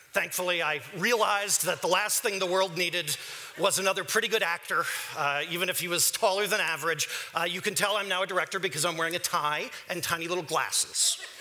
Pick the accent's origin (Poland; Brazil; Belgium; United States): United States; New York; accent: New Yorker; moved away; I'm a New Yorker